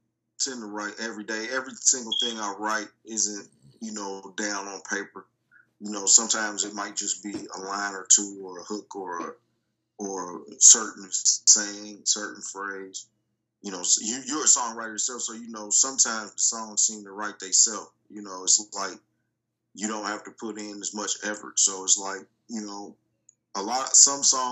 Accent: Dayton, Ohio, United States; we're from Dayton, Ohio

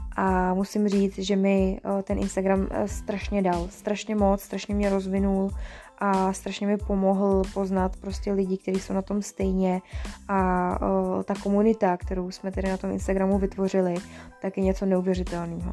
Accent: Děčín, Ústí nad Labem Region, Czechia; also born or lived in Mariánské Lázně; pocházím z Děčína

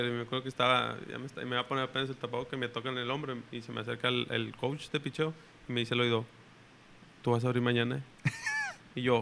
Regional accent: Monterrey, Nuevo León, Mexico; estoy en Monterrey, entonces me siento con, seguridad, decir, en mi tierra, pues.

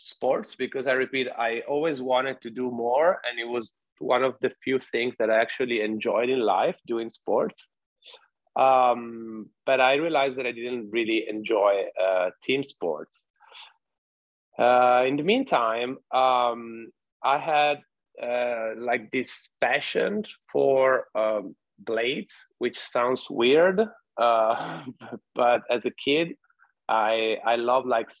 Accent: Treviso, Veneto, Italy; I come from Treviso, which is in the northeast of Italy.

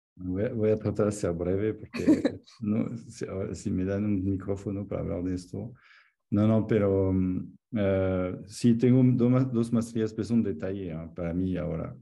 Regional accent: Annecy, Auvergne-Rhône-Alpes, France; moved away as an adult; also born or lived in Salt Lake City, Utah; Soy de Annecy, que es donde estoy ahora visitando mi mamá, pero en los Alpes

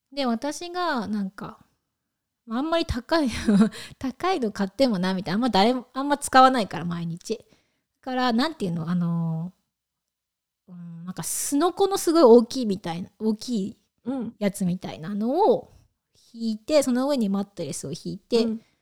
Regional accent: Japan; moved away as an adult; now in United States; 日本は添い寝がまあ主流なのか主流だったのかっていう感じで、うん、まあうちのね姉も添い寝とかだったしもちろん私も添い寝で育った

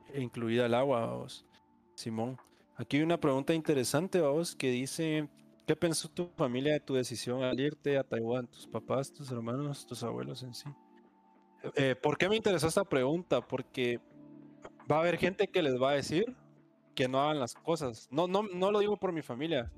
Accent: Guatemala; moved away

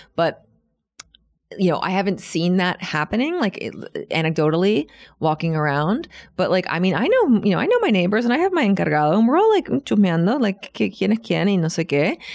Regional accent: Washington, District of Columbia, United States; moved away as an adult; now in Buenos Aires, Argentina; my hometown, Washington, D C, is actually the capital of the free world

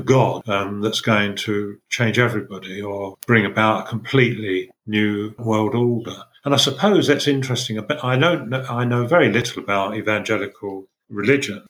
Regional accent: Essex, East of England, United Kingdom; when I grew up in Essex, we had our own religion

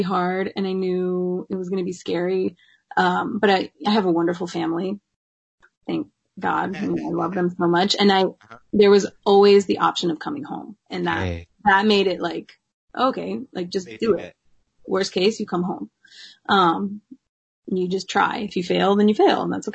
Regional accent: Chapel Hill, North Carolina, United States; moved away as an adult; now in New York, United States; growing up in North Carolina

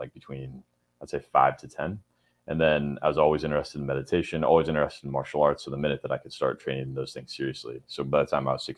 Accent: California, United States; moved away; I grew up in California. Yeah, I grew up in California

